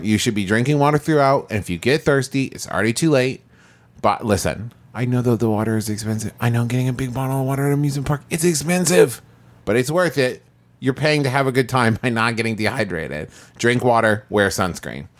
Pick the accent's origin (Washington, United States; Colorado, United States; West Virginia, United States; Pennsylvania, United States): West Virginia, United States; Huntington; There's a, a amusement park in my hometown called Camden Park